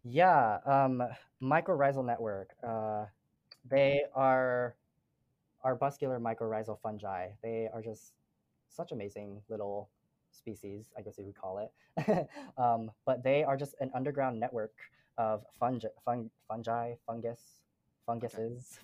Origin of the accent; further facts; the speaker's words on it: Utah, United States; I never felt like I belonged here in Utah. I never felt like I belonged back home in Laos because they saw me again as like Asian diaspora. They, they saw me as an American because I, I was born here